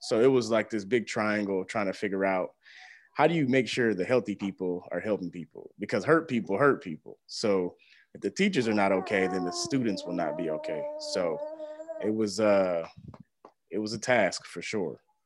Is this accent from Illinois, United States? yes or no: no; Houston, Texas, United States; moved away as an adult; also born or lived in Missouri; now in Springfield, United States; I came to Missouri originally from Houston, Texas, and, uh, migrated to Missouri to go to college